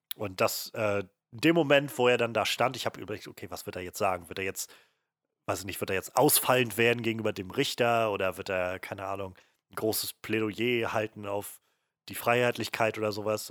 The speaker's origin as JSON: {"language": "German", "country": "Germany", "said": "uns als Deutsche"}